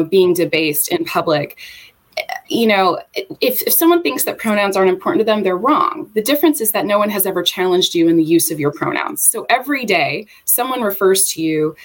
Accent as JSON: {"language": "English", "town": "Charlotte", "region": "North Carolina", "country": "United States", "tie": "born or raised there", "moved": "as an adult", "said": "I am from the Charlotte area, was raised here."}